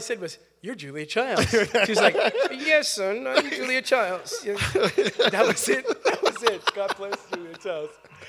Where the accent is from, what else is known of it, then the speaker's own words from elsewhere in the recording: Napa, California, United States; also born or lived in North Carolina; Well, my roots are from North Carolina, but we made way to Northern California. Yeah, so at Napa, by way of Travis Air Force Base, so I was a military brat